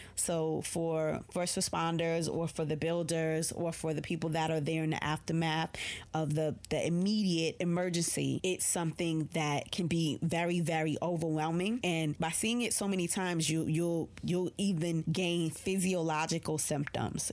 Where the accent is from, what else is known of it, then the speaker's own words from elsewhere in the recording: New York City, New York, United States; I'm a New Yorker